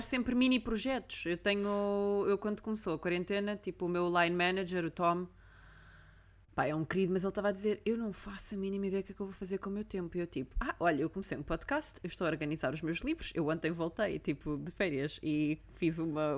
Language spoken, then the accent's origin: Portuguese; Portugal; now in London, United Kingdom; eu sou portuguesa